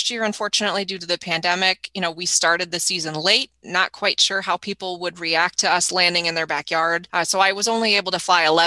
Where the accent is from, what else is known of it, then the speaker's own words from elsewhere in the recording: Jackson, Michigan, United States; also born or lived in Washington, D.C.; I grew up in Jackson